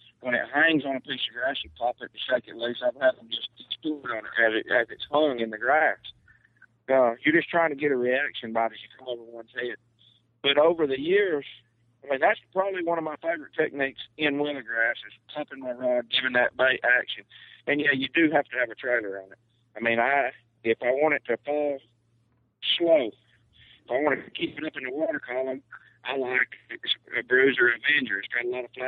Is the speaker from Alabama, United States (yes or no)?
yes; Alabama, United States; growing up in Alabama